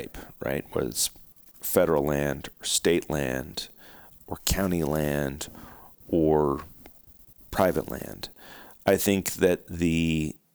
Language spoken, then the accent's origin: English; Oregon, United States; my home state of Oregon